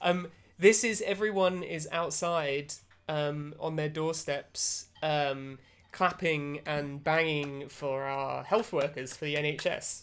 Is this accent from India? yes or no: no; United Kingdom; as a British person